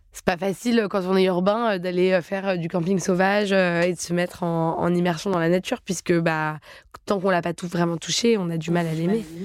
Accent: Paris, Île-de-France, France; je suis parisienne de naissance

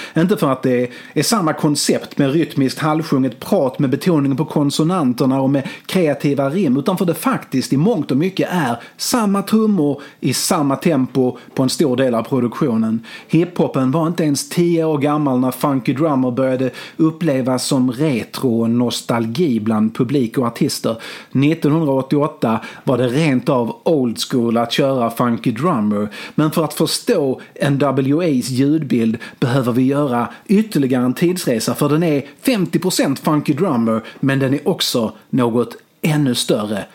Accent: Malmö, Skåne, Sweden; Jag växte upp på Limhamn i Malmö, vid havet, vid stranden

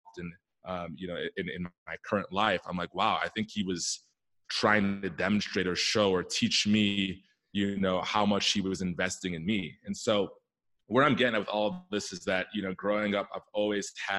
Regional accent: Silver Spring, Maryland, United States; I grew up out east in the DC area on the Maryland side in Silver Spring, Maryland

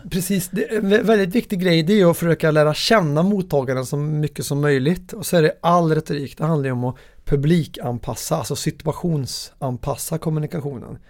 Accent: Värmland, Sweden; min värmländska personlighet

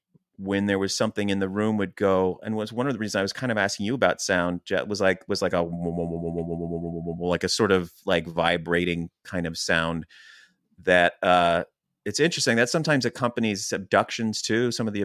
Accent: Chester Springs, Pennsylvania, United States; where we grew up in Chester Springs, Pennsylvania, which was very farm, very woodsy, very cornfields.

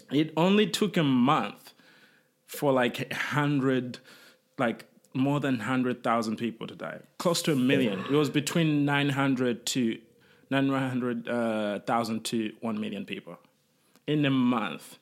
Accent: Rwanda; moved away; I was born in Rwanda and my family fled

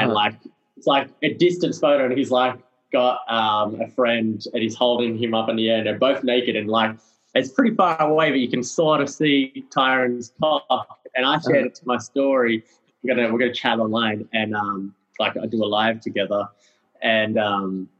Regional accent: Australia; I'm very Australian

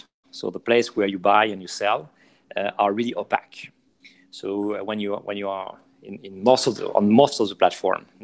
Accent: France; accent: French; English is a second language; moved away as an adult; now in New York, United States; I'm an entrepreneur, French entrepreneur, obviously. I think you hear that in my accent

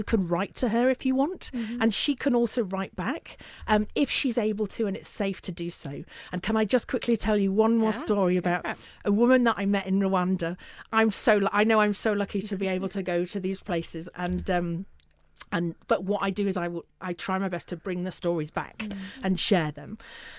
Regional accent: Northern England, United Kingdom; accent: northern; I should say that we are not just about London, hence my northern accent.

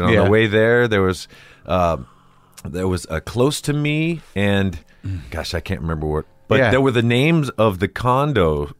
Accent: Downey, California, United States; also born or lived in Bay Area; I grew up in Downey.

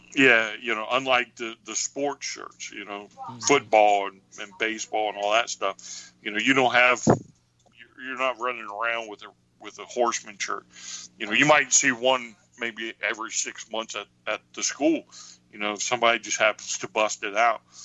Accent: Highland Springs, Virginia, United States; I grew up in Highland Springs, which is a suburb of Richmond

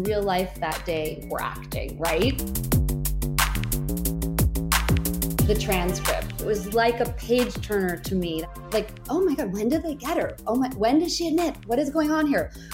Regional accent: New Hampshire, United States; moved away; also born or lived in Maine / New York; I grew up in New Hampshire

